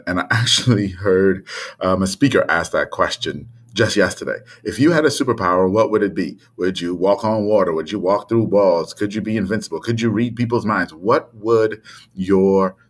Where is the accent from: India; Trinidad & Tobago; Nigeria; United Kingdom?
Trinidad & Tobago; born or raised there